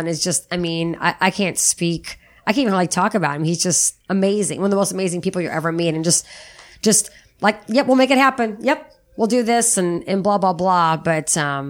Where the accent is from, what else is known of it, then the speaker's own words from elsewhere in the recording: Monmouth, Illinois, United States; also born or lived in O'Fallon, Illinois; I grew up in Little Monmouth, Illinois